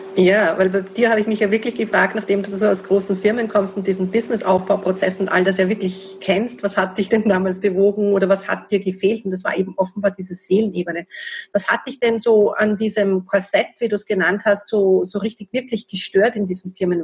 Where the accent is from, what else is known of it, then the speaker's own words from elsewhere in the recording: Austria; bei uns in Österreich